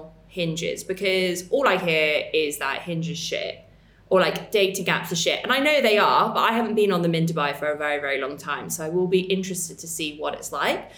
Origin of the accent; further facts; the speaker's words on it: England, United Kingdom; accent: very English; my very English accent.